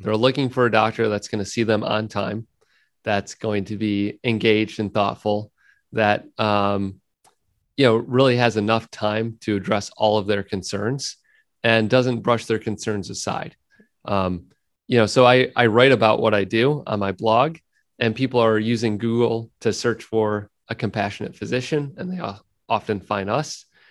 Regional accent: United States; living in the United States and being an American

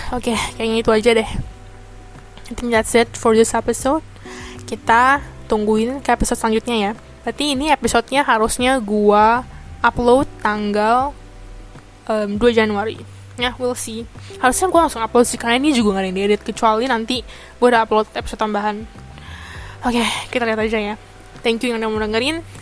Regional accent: Indonesia; gue juga sebagai orang Indo

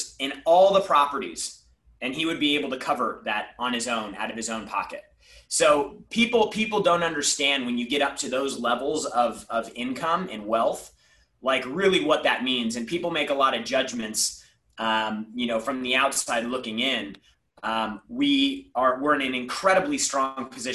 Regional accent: San Diego, California, United States; growing up, I grew up in San Diego

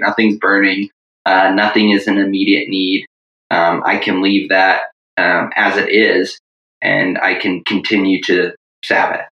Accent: Tallahassee, Florida, United States; moved away as an adult; also born or lived in Durham, North Carolina; now in Virginia, United States; originally from Tallahassee, Florida.

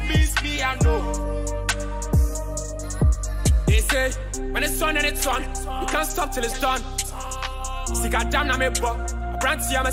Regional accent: Toronto, Ontario, Canada; I was born in Rexdale.

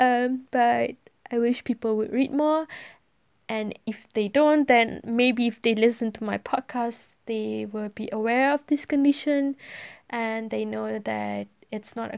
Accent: Malaysia; English is a second language; moved away as an adult; I'm Malaysian. I'm born and bred there

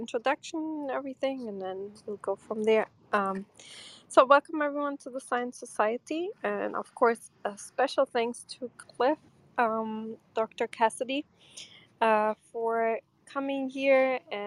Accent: Porto, Norte, Portugal; also born or lived in Brooklyn, New York; now in New York, United States; In Porto, where I'm from Portugal, is around 17 degrees Celsius

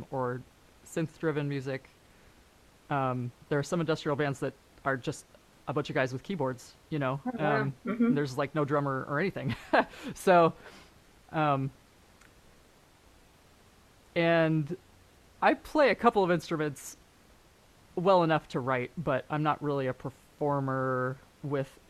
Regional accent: San Francisco, California, United States; moved away as an adult; also born or lived in Canada / Germany; now in Los Angeles, United States; I grew up in San Francisco. I wasn't born there, but I grew up there.

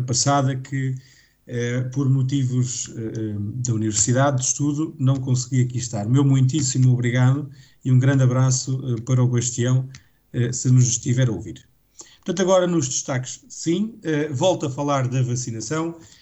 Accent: Portugal; enquanto português

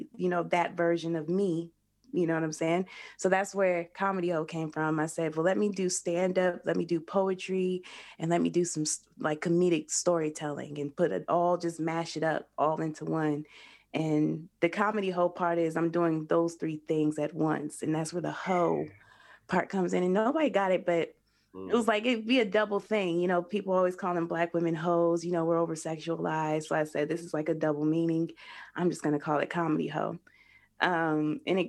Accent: Denver, Colorado, United States; I'm from Denver. So I started in Denver.

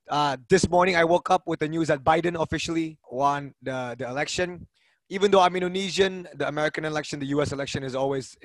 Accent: Norway; also born or lived in Denmark; So I grew up in Norway and Denmark.

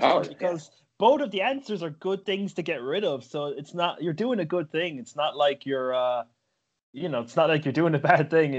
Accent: Ireland; being Irish

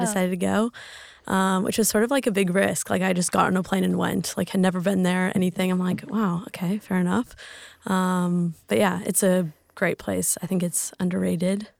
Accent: Lake Tahoe, California, United States; moved away as an adult; also born or lived in Switzerland; now in Sydney, Australia; I'm from Lake Tahoe, California. Um, born and raised

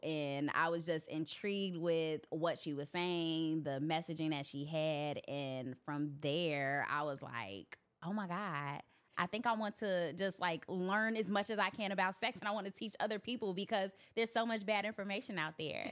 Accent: Chicago, Illinois, United States; I'm from Chicago

